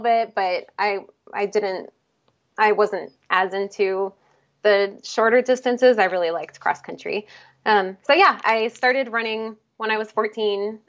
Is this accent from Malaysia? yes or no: no; outside Philadelphia, Pennsylvania, United States; moved away as an adult; also born or lived in Salem, Oregon / Illinois; now in Portland, United States; I was actually born in Salem, Oregon, but I grew up in Pennsylvania, a little bit outside of Philadelphia